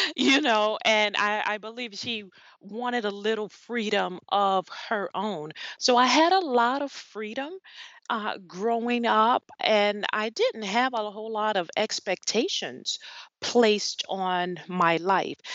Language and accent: English; New Orleans, Louisiana, United States; I grew up in New Orleans, Louisiana